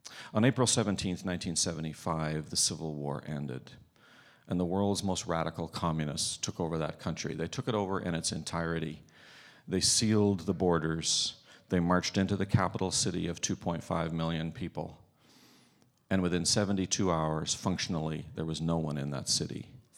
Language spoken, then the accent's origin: English; Ireland; I grew up in Ireland. You kind of have to be melancholy and Irish for that to be your favorite book in the Bible.